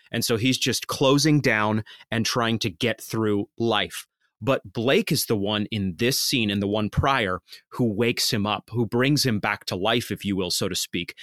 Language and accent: English; Maine, United States; I'm from Maine.